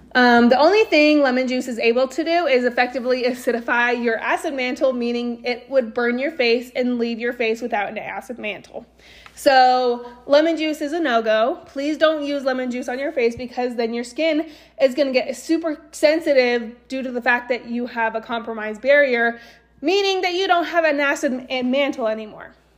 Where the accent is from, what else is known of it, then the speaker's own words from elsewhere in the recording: Eagle, Idaho, United States; also born or lived in Austin, Texas / San Antonio, Texas; now in Southeast Idaho, United States; I grew up in Eagle